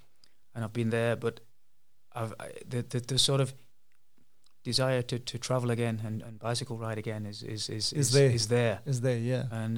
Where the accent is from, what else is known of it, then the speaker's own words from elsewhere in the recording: England, United Kingdom; moved away as an adult; now in South Africa; I'm originally from England and emigrated as a sheet metal worker by trade. That's how I got out here.